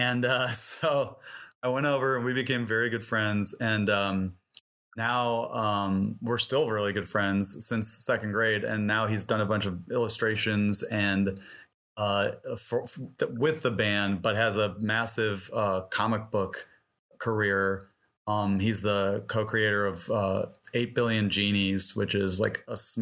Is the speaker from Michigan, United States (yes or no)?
yes; Detroit, Michigan, United States; moved away as an adult; also born or lived in Bloomington, Indiana; I grew up in Detroit